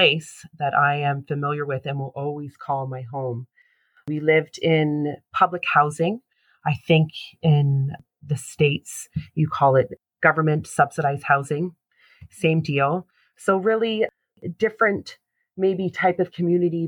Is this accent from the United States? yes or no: no; Toronto, Ontario, Canada; also born or lived in Brampton, Ontario; I was born and raised in Toronto, Ontario, Canada